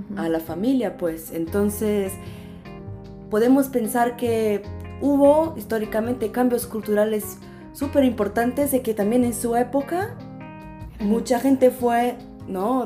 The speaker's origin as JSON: {"language": "Spanish", "country": "Brazil", "also_born_or_lived": "Coimbra, Portugal", "moved": "yes", "said": "vengo de Brasil"}